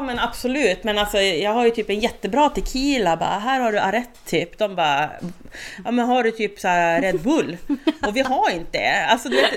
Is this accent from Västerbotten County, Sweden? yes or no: yes; Skellefteå, Västerbotten County, Sweden; now in Burträsk, Sweden; inne i Skellefteå där jag är född och uppväxt.